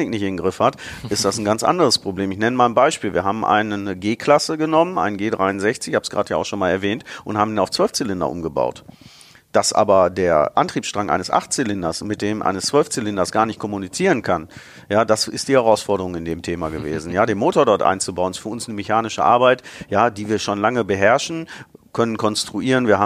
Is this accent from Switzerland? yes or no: no; Bottrop, North Rhine-Westphalia, Germany; also born or lived in Karlsruhe; Ich habe auch mal äh, für zwei Jahre als Kind in Karlsruhe gelebt, aber eigentlich war ich immer Bottroper Jung, wie man so, so schön sagt. Ähm, bin in Bottrop geboren, ähm, meine Familie kam dort her.